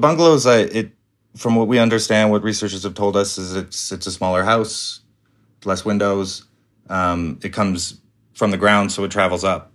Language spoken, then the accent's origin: English; Calgary, Alberta, Canada; I grew up in Calgary